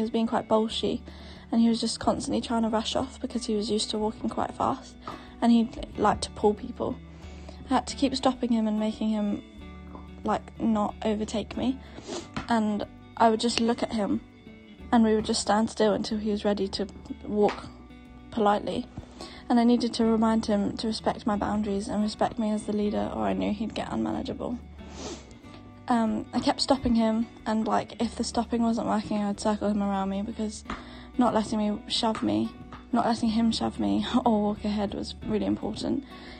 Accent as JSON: {"language": "English", "town": "Brighton", "region": "South East England", "country": "United Kingdom", "said": "I'm from Brighton and I've been around horses my whole life."}